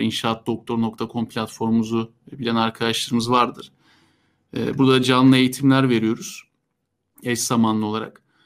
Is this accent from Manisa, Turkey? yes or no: no; Istanbul, Turkey; ben e, İstanbul doğumluyum. Ee, doğma büyüme İstanbul'daydım